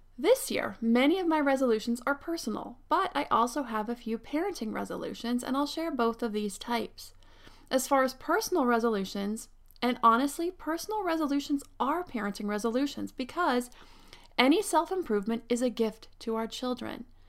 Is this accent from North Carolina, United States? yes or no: no; Pennsylvania, United States; now in Southern California, United States; I grew up in Pennsylvania